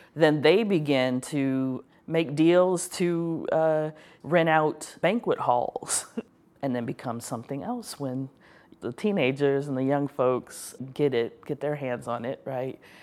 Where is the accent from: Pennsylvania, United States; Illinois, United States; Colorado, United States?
Illinois, United States; Chicago; I'm from Chicago. I love the city, love the city so much, even when it makes me angry